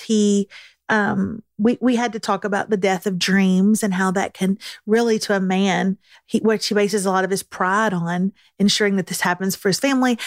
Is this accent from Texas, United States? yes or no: yes; Texas, United States; as a Texan